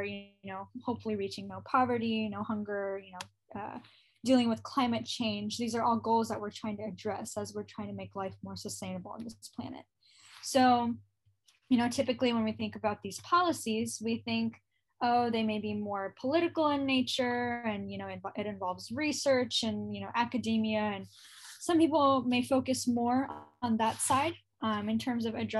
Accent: United States; I was born in the United States

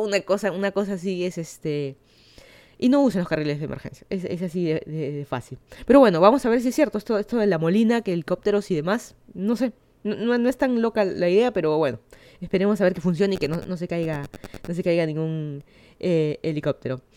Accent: Lima, Peru; moved away as an adult; now in Miami, United States; yo soy de Lima, Perú, ya hace, creo ya van a ser dos años de que me mudé a Miami, Florida

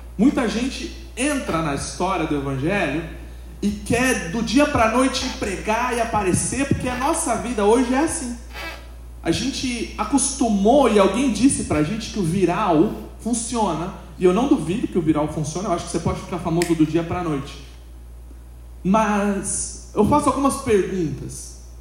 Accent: São Paulo, Brazil; A gente que é de São Paulo

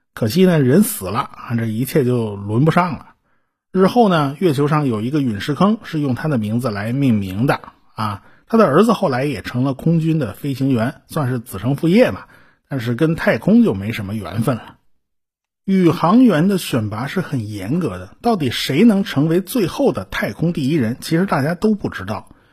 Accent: China; 我们中国人

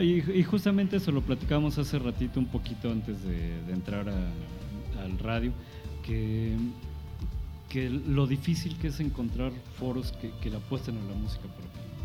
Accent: Mexico City, Mexico; moved away as an adult; now in San Luis Potosí, Mexico; crecí en la Ciudad de México

